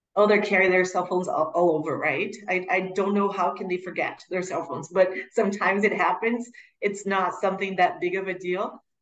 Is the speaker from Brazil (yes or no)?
yes; Curitiba, Paraná, Brazil; also born or lived in United States; was born and raised in Curitiba, where the school is, southern Brazil.